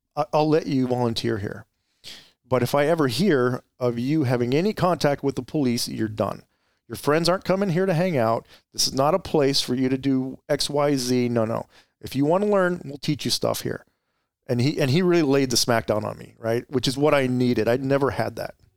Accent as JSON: {"language": "English", "town": "Gilbert", "region": "Arizona", "country": "United States", "tie": "born or raised there", "also_born_or_lived": "Mesa, Arizona / Chandler, Arizona / Tempe, Arizona", "said": "I grew up in Arizona. I, I grew up in the East Valley, uh, primarily Gilbert"}